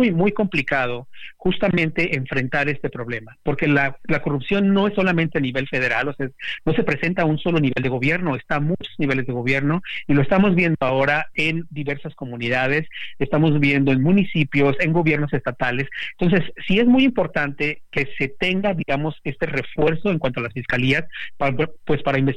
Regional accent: Mexico; now in United States; si México tuviera una fiscalía, digo tuviéramos, aunque yo vivo en Estados Unidos

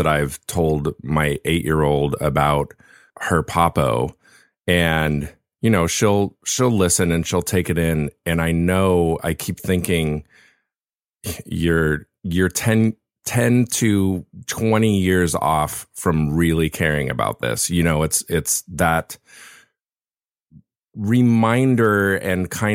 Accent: Laguna Beach, California, United States; his church started back in the 70s in Laguna Beach, where I was, which is my hometown.

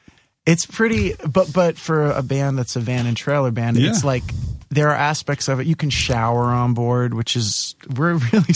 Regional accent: New York City, New York, United States; also born or lived in Staten Island; I grew up in Bay Ridge, and then when I was 11, we moved to Staten Island

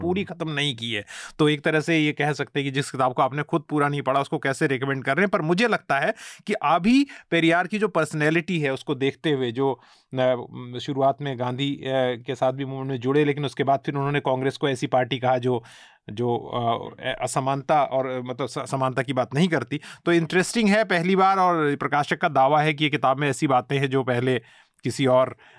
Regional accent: Uttarakhand, India; मैं उत्तराखंड से आता हूँ

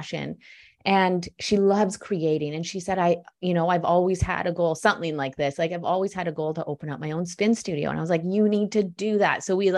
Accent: Vancouver, British Columbia, Canada; also born or lived in Ottawa; So over 10 years ago, I moved home to Vancouver from Ottawa.

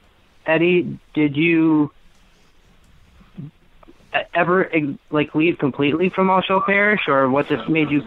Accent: Wisconsin, United States; I'm from Conemaugh, Wisconsin.

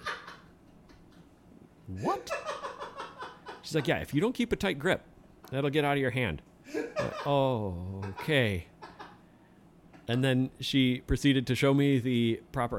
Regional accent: Kenosha, Wisconsin, United States; also born or lived in south central Minnesota; I grew up in Kenosha

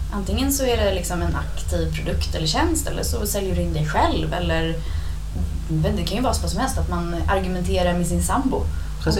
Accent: Stockholm, Stockholm County, Sweden; accent: stockholmska; det är jag som är the outsider nu när jag pratar stockholmska

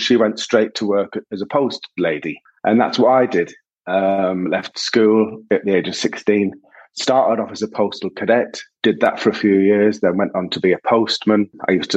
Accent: Sunderland, North East England, United Kingdom; I was born in Sunderland in 1971, and I was the youngest of four boys.

